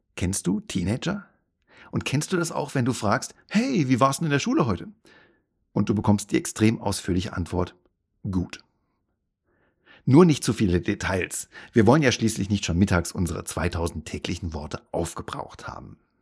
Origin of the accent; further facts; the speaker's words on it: Hesse, Germany; meine Nationalität ist deutsch. Und ich bin in Hessen geboren